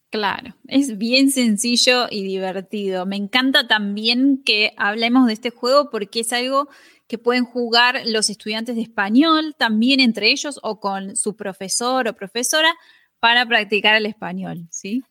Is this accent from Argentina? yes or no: yes; Argentina; Ella es argentina, como yo